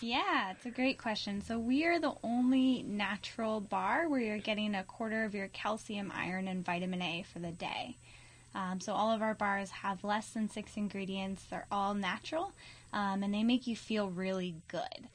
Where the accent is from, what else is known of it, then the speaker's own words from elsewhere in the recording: Alameda, California, United States; also born or lived in Washington State; I grew up in Alameda